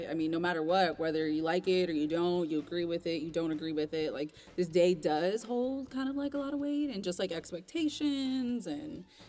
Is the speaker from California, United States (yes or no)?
yes; California, United States; now in Boston, United States; being here in Boston, so I'm from California